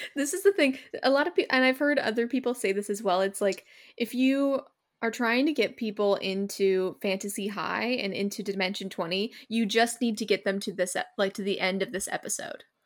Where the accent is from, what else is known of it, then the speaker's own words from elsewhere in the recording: California, United States; I'm from California